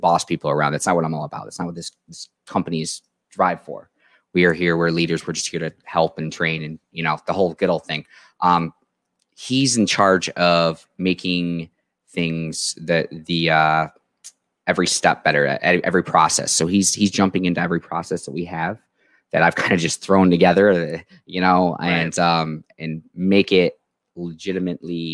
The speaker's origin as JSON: {"language": "English", "town": "Canisteo", "region": "New York", "country": "United States", "tie": "born or raised there", "also_born_or_lived": "Georgia", "moved": "as an adult", "lives_now": "Hornell, United States", "said": "I am born and raised. I'm from Canisteel, New York."}